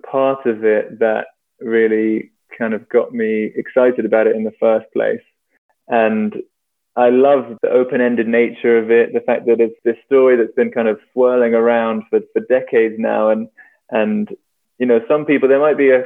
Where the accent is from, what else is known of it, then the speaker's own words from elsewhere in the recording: London, United Kingdom; I grew up in London